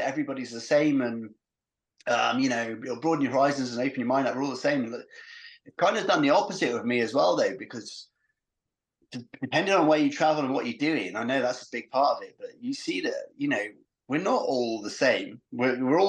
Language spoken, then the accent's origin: English; St Ives, South West England, United Kingdom; moved away as an adult; now in Truro, United Kingdom; Whereas I grew up in St. Ives, and my dad's place where I grew up is literally two minutes bimble to the top of Porthmere Hill